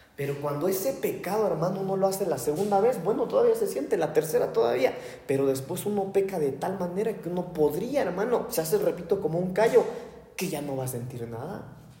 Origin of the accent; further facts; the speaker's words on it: Mexico; also born or lived in United States; Los mexicanos de por sí somos bravos.